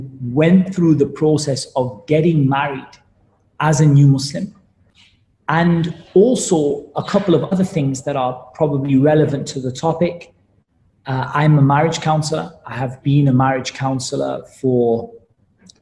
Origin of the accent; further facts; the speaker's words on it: Newcastle upon Tyne, North East England, United Kingdom; I was born in Newcastle in the UK